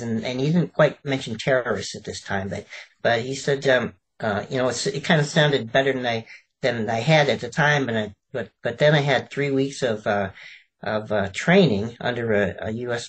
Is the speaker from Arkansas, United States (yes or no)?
no; Chicago, Illinois, United States; moved away; also born or lived in Alabama / California; I was actually born in Alabama, of all places, um, and I, I actually um, brewed um, and sold moonshine with my father. And I, I grew up in Chicago